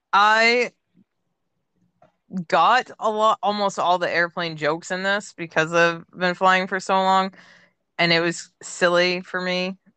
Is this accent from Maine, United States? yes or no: yes; Maine, United States; I grew up in Maine